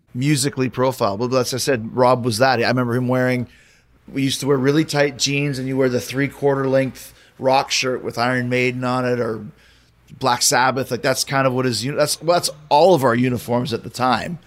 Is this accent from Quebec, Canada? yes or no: no; Winnipeg, Manitoba, Canada; moved away; when I grew up in Winnipeg it was known as the murder capital of Canada